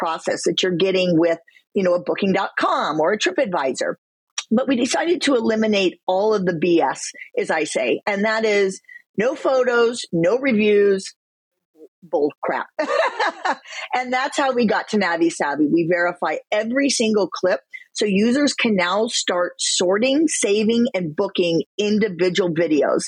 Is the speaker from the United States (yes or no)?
yes; Midwest, United States; I come from the Midwest.